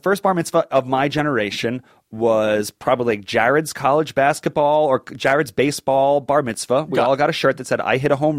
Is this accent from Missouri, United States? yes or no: no; Long Island, New York, United States; so I'm from Long Island.